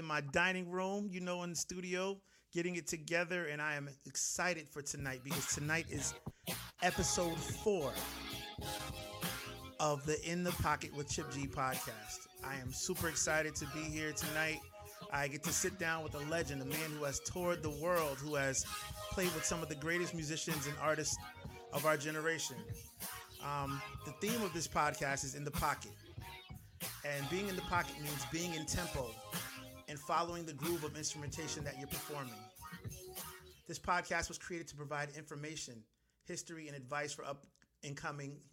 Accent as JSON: {"language": "English", "region": "Connecticut", "country": "United States", "tie": "born or raised there", "said": "growing up in Connecticut. I'm from Connecticut"}